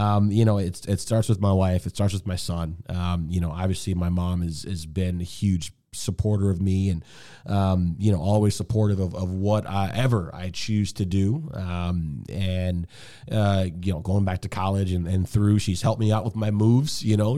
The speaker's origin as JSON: {"language": "English", "town": "Detroit", "region": "Michigan", "country": "United States", "tie": "born or raised there", "also_born_or_lived": "Bowling Green", "moved": "as an adult", "lives_now": "Seattle, United States", "said": "I grew up in Detroit."}